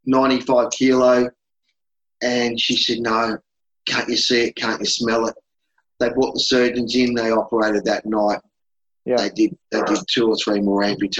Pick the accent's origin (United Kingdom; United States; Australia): Australia; Melbourne, Victoria; where I grew up from in Melbourne